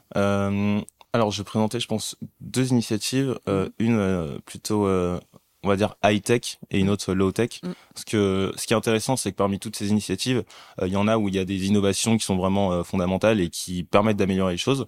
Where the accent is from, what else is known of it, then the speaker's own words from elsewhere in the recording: Paris, Île-de-France, France; also born or lived in Mali; je suis né au Mali. Mhm. j'ai grandi en cité dans un HLM. Mhm. Et ensuite, j'ai grandi aussi à Paris